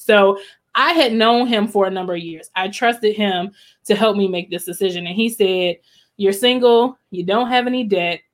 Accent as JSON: {"language": "English", "town": "College Park", "region": "Maryland", "country": "United States", "tie": "born or raised there", "moved": "as an adult", "said": "I grew up in College Park, Maryland"}